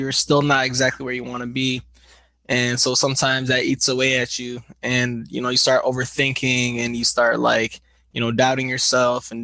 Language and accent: English; Grand Blanc, Michigan, United States; also born or lived in Flint, Michigan / Detroit, Michigan; I was born in Grand Blanc, Michigan